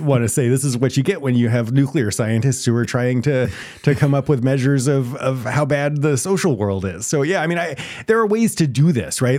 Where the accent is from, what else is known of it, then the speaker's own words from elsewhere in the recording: Texas, United States; I'm a Texas boy. I grew up in Texas